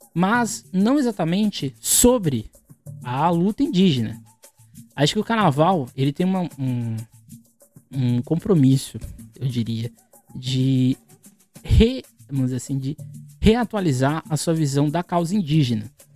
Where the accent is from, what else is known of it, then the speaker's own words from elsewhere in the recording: Guarujá, São Paulo, Brazil; Sou do Guarujá no litoral de São Paulo